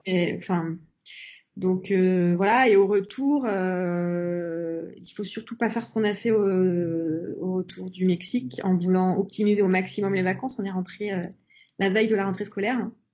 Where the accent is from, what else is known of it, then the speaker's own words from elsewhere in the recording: France; nous, en tant que Français